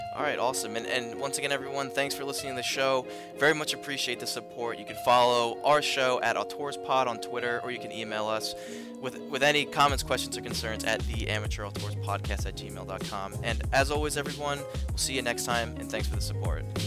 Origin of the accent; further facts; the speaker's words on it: Philadelphia, Pennsylvania, United States; I'm from the Philly area